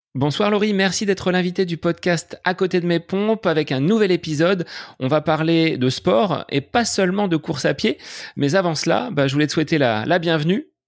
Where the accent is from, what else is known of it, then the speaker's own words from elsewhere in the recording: Bonneval, Centre-Val de Loire, France; du côté de Bonneval dans mon village natal